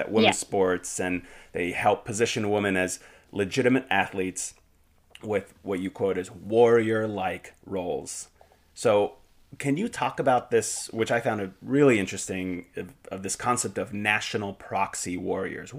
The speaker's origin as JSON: {"language": "English", "country": "Finland", "moved": "yes", "said": "I'm originally from Finland"}